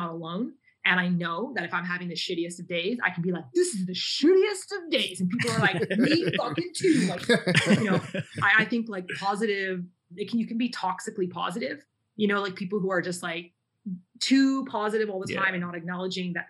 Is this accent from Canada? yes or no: yes; Canada; moved away as an adult; also born or lived in South Korea / Japan; my home country, Canada